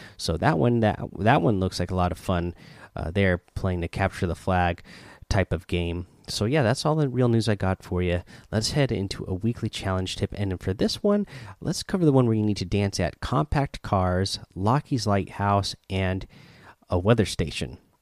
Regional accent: near Eugene, Oregon, United States; now in Seattle, United States; I live in Seattle, but I grew up in Oregon, not too far from Eugene.

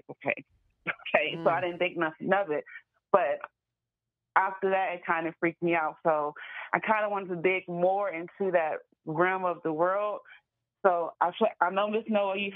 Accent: Caroline County, Virginia, United States; now in Richmond, United States; when I was working in my hometown in a restaurant out there

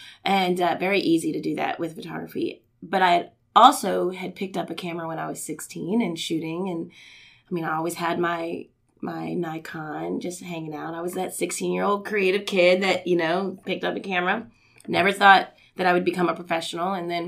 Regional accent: Indiana, United States; also born or lived in Houston; We're from the Midwest. I'm originally from Indiana.

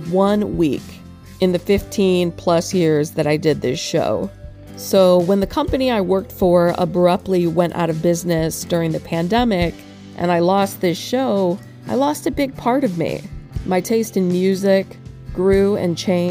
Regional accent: Lakeland, Florida, United States; my hometown of Lakeland, Florida

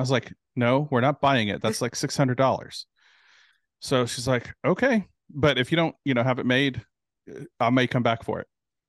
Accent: California, United States; now in Houston, United States; I'm originally from California, from Southern California.

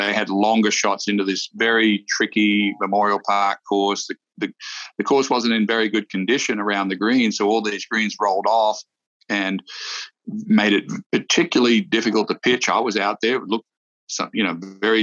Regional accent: Australia; moved away; Steve Rintoul, who I grew up with in Australia

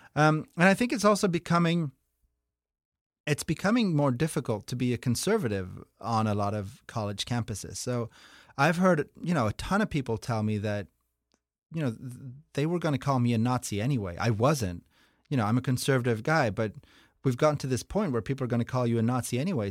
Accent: Norway; moved away; I'm from Norway

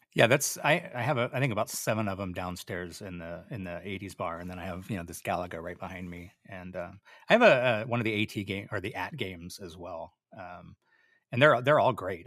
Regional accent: Oahu, Hawaii, United States; I, I grew up in Hawaii. I grew up on Oahu

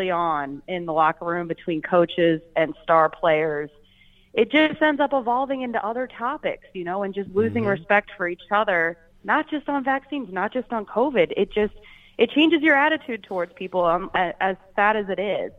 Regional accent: Richmond, Virginia, United States; now in Minnesota, United States; I grew up in Richmond, Virginia. That is where I was born

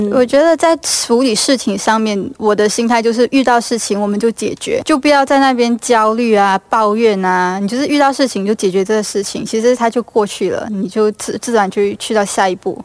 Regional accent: Malaysia; moved away as an adult; now in Singapore; 我要离开我的家乡，回到新加坡工作的时候

